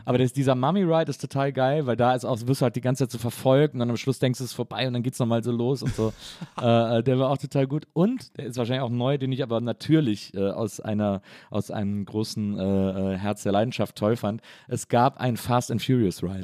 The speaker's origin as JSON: {"language": "German", "town": "Wesseling", "region": "North Rhine-Westphalia", "country": "Germany", "tie": "born or raised there", "said": "Also ich komme ja aus Wesselingen"}